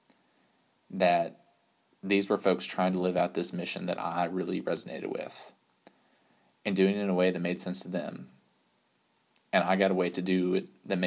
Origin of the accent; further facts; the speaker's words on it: West Texas, United States; moved away as an adult; also born or lived in Virginia; growing up in Texas